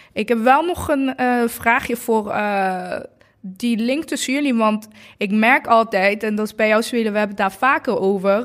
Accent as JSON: {"language": "Dutch", "town": "Eindhoven", "region": "North Brabant", "country": "Netherlands", "tie": "born or raised there", "said": "Ik ben acht jaar in Eindhoven opgegroeid"}